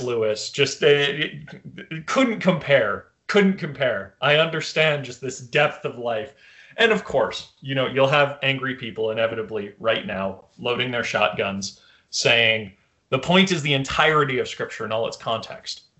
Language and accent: English; Canada; as a Canadian